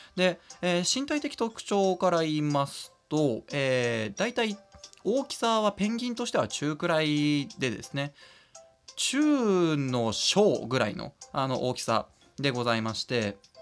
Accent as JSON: {"language": "Japanese", "town": "Hamura", "region": "Tokyo", "country": "Japan", "tie": "born or raised there", "said": "羽村動物公園、自分の地元の行きつけの動物園"}